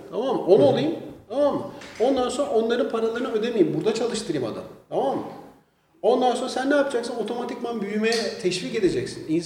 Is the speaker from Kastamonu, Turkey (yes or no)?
no; Istanbul, Turkey; born there; İstanbul'da doğdum.